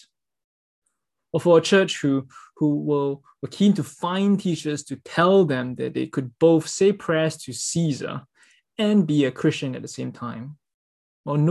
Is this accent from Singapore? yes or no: yes; Singapore; as a Singaporean, I have to spend 2 years of my life in compulsory national service